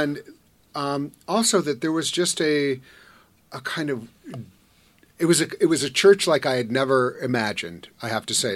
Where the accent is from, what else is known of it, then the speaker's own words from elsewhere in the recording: Madison, Wisconsin, United States; I'm from Wisconsin